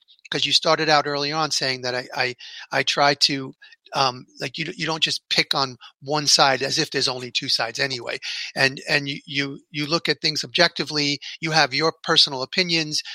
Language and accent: English; New York, United States; I grew up in New York, and we had, and we still have a version of it, but back in the day, we had WBAI, listener-funded radio